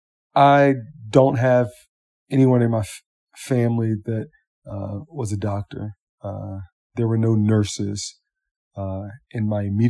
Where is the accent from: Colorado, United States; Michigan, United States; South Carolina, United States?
South Carolina, United States; Columbia; I was born in Columbia, South Carolina